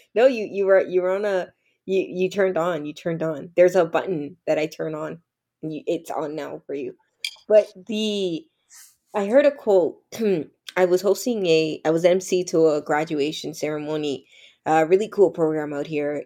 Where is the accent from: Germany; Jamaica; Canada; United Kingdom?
Canada; Toronto, Ontario; also born or lived in the islands (Caribbean); I grew up in Toronto, Canada